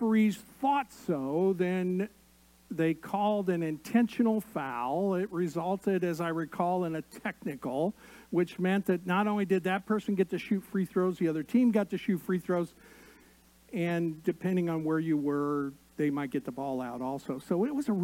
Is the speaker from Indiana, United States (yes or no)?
yes; Indiana, United States; I grew up in Indiana, and basketball was the first love